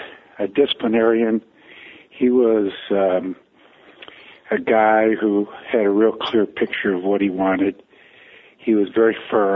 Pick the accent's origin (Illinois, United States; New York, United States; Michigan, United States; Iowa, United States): Michigan, United States; Detroit; moved away as an adult; I grew up in the Detroit area